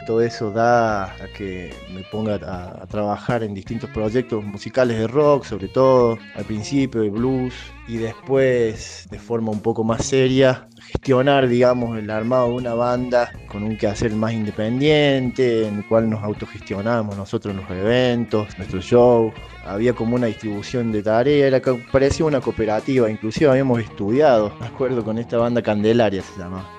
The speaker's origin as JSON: {"language": "Spanish", "region": "Córdoba", "country": "Argentina", "tie": "born or raised there", "also_born_or_lived": "Las Toscas, Santa Fe", "moved": "as an adult", "lives_now": "Salta, Argentina", "said": "Nací en Córdoba, ahí a los meses de nacer nos mudamos a Santa Fe, a Las Toscas, a los seis años volvimos a Córdoba. Así que ahí estuve, bueno, toda mi, infancia, va, la segunda parte de mi infancia, mi adolescencia y parte de mi adultez en Córdoba."}